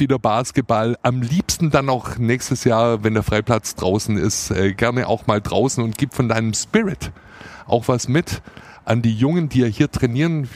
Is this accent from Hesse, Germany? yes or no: no; Swabia, Baden-Württemberg, Germany; accent: Swabian; first language Standard German and Swabian; ich bin ja zweisprachig aufgewachsen, Hochdeutsch und Schwäbisch. Und äh, ich bin auch Schwabe aus Passion